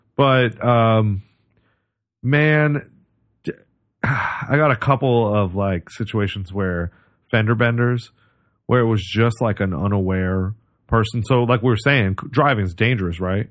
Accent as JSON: {"language": "English", "region": "Oregon", "country": "United States", "tie": "born or raised there", "said": "I grew up in Oregon"}